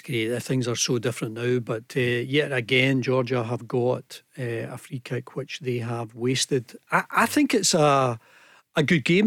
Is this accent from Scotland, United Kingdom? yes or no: yes; Scotland, United Kingdom; we in Scotland